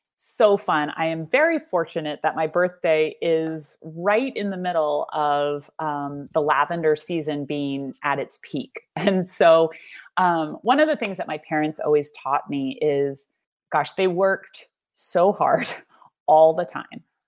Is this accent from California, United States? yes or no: yes; California Central Coast, United States; also born or lived in New York; I'm just at home here